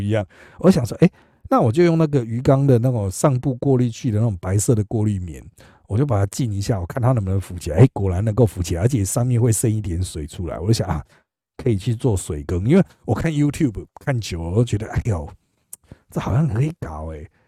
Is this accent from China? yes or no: no; Miaoli County, Taiwan; 我是苗栗人